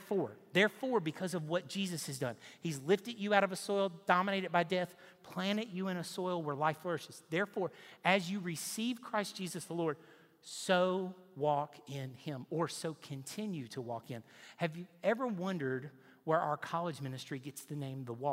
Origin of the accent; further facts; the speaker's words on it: Nashville, Tennessee, United States; now in Knoxville, United States; I grew up in Nashville on the lake.